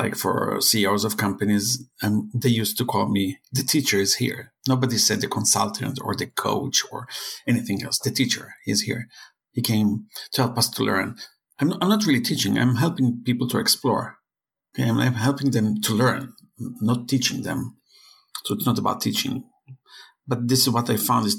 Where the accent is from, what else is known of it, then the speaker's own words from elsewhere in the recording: Israel; I'm from Israel, hacking is part of our life